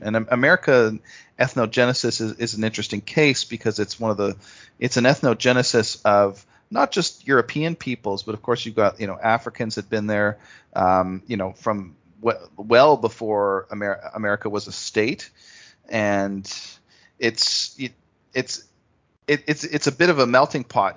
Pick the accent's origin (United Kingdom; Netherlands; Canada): Canada; I growing up in Canada myself